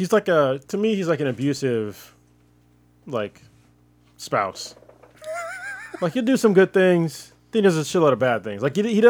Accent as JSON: {"language": "English", "country": "United States", "said": "I'm second generation American"}